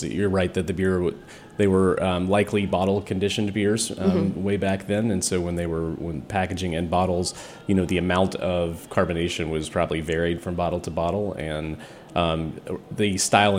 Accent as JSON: {"language": "English", "region": "East Tennessee", "country": "United States", "tie": "born or raised there", "also_born_or_lived": "Nashville", "moved": "as an adult", "lives_now": "Washington, D.C., United States", "said": "I grew up in East Tennessee"}